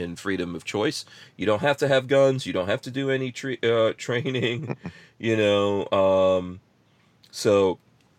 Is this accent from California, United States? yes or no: no; New York City, New York, United States; now in Florida, United States; growing up in New York, in Far Rockaway, New York, in the crack 80s.